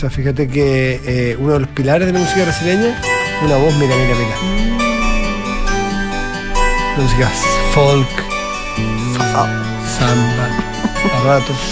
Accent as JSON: {"language": "Spanish", "town": "Recoleta", "region": "Santiago Metropolitan", "country": "Chile", "tie": "born there", "said": "No, yo nací en Recoleta y sigue siendo Recoleta."}